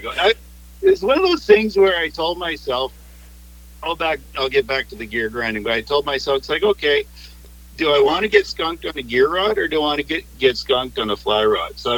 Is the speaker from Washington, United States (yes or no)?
yes; Washington, United States; So, I know, I grew up on the Chehalis River. So I used to be the kid that rode my BMX to the river and came back with two go on the handlebars.